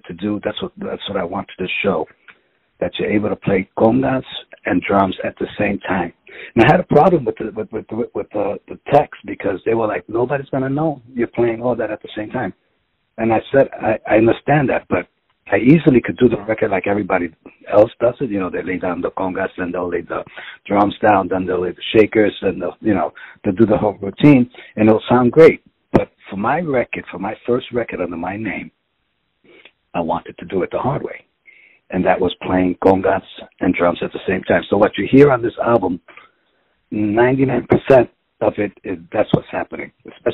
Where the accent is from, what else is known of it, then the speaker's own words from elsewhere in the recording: New York City, New York, United States; I'm from the Bronx